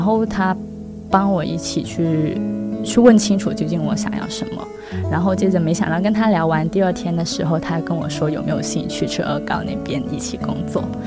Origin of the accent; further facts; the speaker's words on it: Guangzhou, Guangdong, China; 我是土生土长的广州人